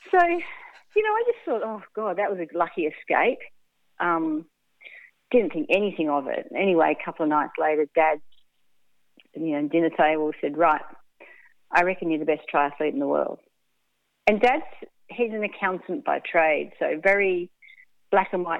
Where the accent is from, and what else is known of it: Melbourne, Victoria, Australia; born or raised there; also born or lived in England